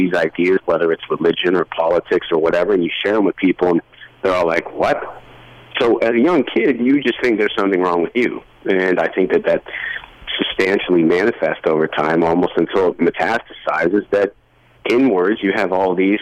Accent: Canada; also born or lived in Toronto / Nashville; I say, "Canada."

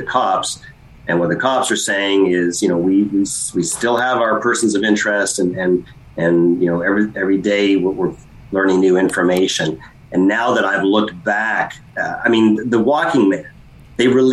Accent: London, Ontario, Canada; my hometown of London

